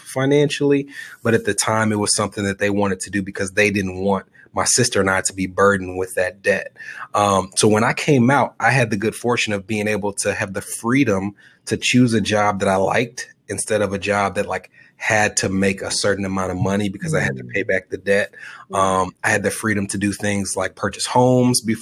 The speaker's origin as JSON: {"language": "English", "town": "Nashville", "region": "Tennessee", "country": "United States", "tie": "born or raised there", "said": "I was born and raised in Nashville"}